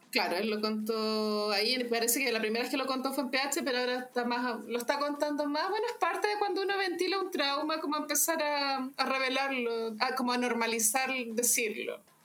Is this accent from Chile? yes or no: yes; Chile; todos los chilenos